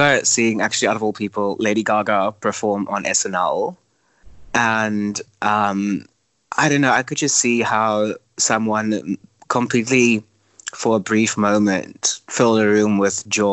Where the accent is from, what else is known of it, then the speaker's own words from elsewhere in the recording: Cape Town, Western Cape, South Africa; also born or lived in United States; I'm from Cape Town, and I think most Cape Townians are very much attached to their city and their people.